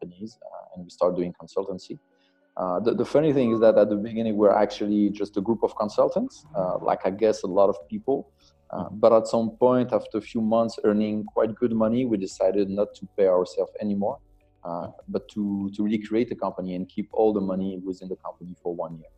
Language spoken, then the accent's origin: English; France; moved away as an adult; also born or lived in Belgium / United Kingdom / United States; now in Senegal; I'm French. I grew up in France.